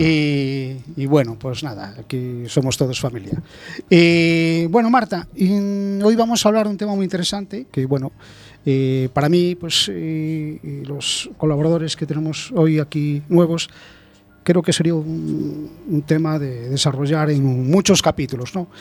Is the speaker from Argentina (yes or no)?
no; Spain; como muchos españoles